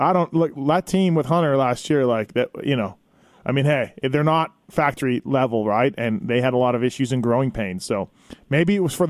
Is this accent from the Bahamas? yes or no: no; Canada; I'm from Canada